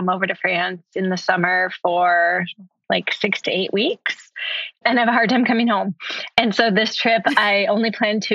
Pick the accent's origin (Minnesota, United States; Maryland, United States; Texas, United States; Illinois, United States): Minnesota, United States; I grew up in Minnesota